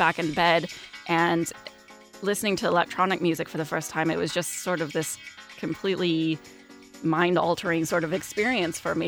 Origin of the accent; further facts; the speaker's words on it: Kansas, United States; Growing up in Kansas